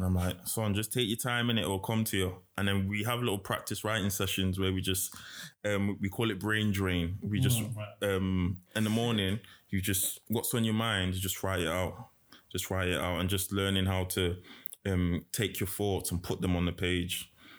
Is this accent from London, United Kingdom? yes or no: yes; London, United Kingdom; born there; So I was born in London